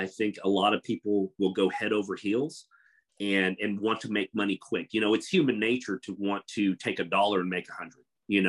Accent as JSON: {"language": "English", "region": "Kansas", "country": "United States", "tie": "born or raised there", "said": "growing up in Kansas, they think it's like 100 acres of wheat and corn and cattle and stuff."}